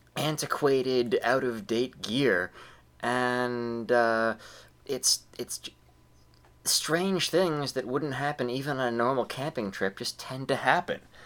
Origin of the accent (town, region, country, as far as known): United States